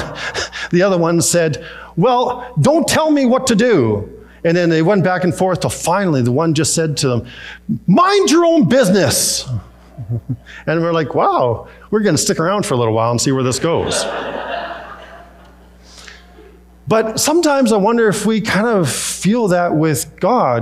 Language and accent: English; Peachland, British Columbia, Canada; moved away; We were in Peachland, where I grew up in the Okanagan